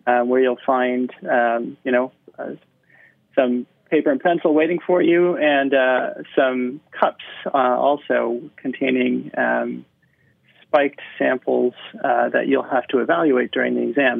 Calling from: Portland, Oregon, United States; I'm calling in from Portland, Oregon.

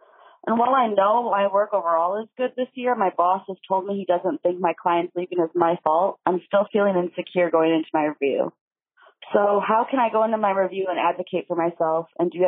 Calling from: Milwaukee, Wisconsin, United States; Hi, Emily. I'm … from Milwaukee, and I'm calling with a career conundrum.

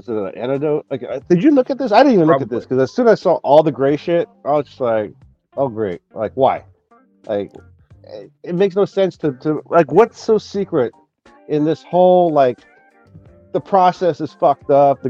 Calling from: Port Orford, Oregon, United States; I'm in Port Orford, Oregon. It's a gorgeous day.

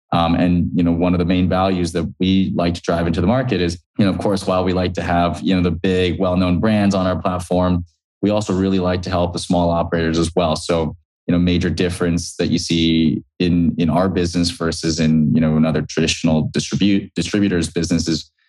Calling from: San Francisco, California, United States; Yeah, I'm calling in from San Francisco today.

